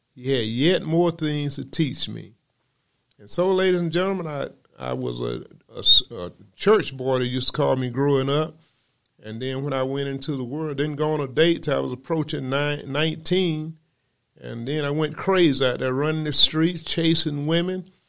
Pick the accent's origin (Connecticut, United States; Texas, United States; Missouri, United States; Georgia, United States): Georgia, United States; Macon; I was born in Macon, Georgia, where I began my studies